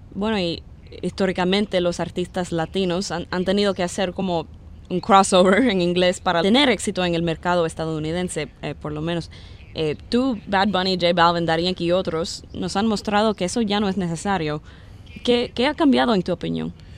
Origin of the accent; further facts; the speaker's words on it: Cuba; yo soy cubana